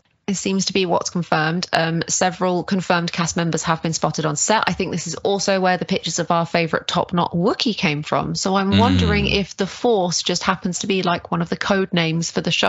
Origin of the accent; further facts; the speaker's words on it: United Kingdom; I'm a Brit just like Charlie.